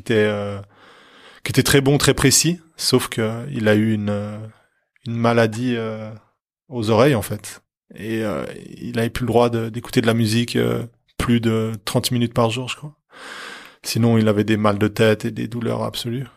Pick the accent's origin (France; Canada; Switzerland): Switzerland; Lancy, Geneva; also born or lived in Onex; Je suis né à Lancy mais j'ai traîné à Honnay